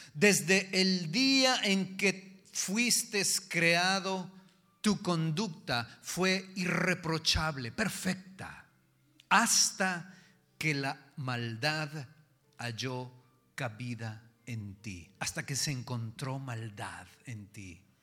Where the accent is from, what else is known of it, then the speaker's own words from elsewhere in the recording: Jalisco, Mexico; yo soy macho, macho de Jalisco